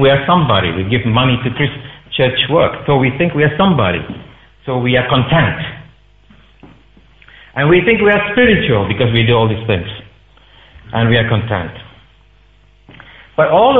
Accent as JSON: {"language": "English", "country": "Singapore", "tie": "born or raised there", "moved": "as an adult", "lives_now": "United Kingdom", "said": "as I was growing up in Singapore, I would go to the temple regularly."}